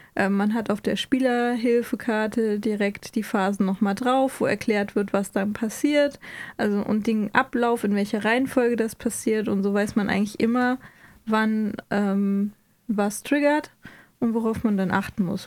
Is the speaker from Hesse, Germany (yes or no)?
yes; Hesse, Germany; Ich bin ja auch Hesse